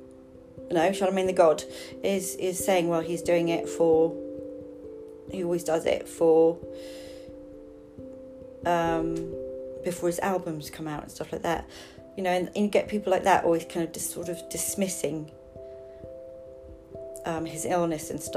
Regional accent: London, United Kingdom; I grew up in Highgate

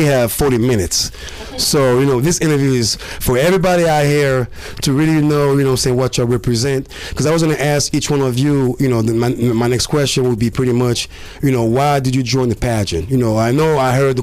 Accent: Côte d’Ivoire; now in Phoenix, United States; I came from Cote d'Ivoire

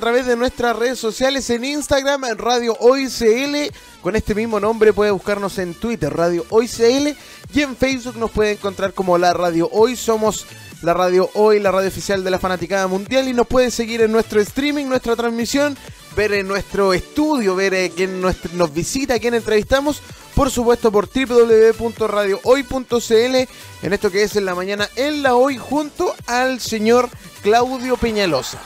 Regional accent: Chile; Yo me siento muy chileno

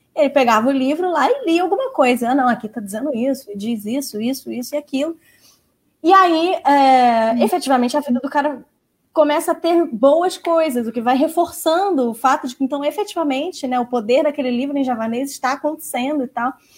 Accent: Brazil; como brasileiros

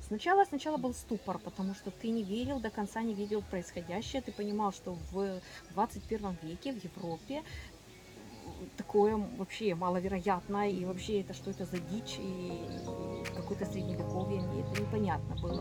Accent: Ukraine; moved away as an adult; also born or lived in Kyiv; я из Украины. Я выехала из Украины в марте, в начале марта 22 года

